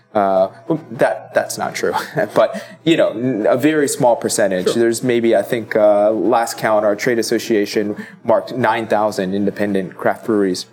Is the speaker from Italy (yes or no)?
yes; Italy; now in Baltimore, United States; I grew up in Italy, uh, mostly Italian. I'm also Filipino